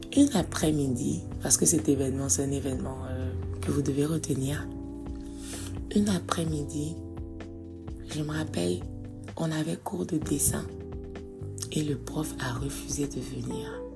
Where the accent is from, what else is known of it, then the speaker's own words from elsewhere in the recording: Côte d’Ivoire; je suis née en Côte d'Ivoire